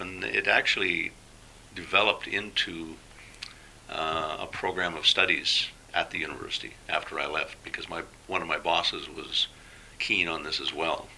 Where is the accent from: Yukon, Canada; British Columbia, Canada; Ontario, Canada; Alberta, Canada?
Alberta, Canada; moved away as an adult; also born or lived in Thailand; I came from Alberta, which yes. is probably about as uh, introspective as you can get in Canada.